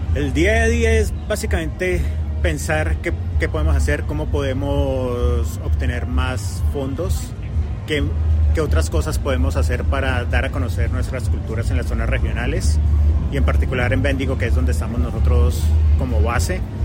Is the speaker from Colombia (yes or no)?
yes; Colombia; now in Victoria, Australia; yo soy colombiano